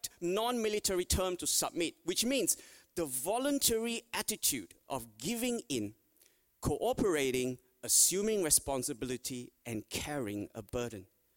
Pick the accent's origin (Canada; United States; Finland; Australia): Australia; every Australian